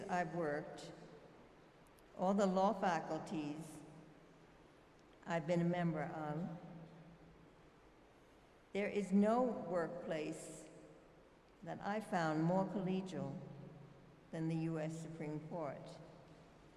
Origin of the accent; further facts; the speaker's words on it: New York City, New York, United States; I'm from Brooklyn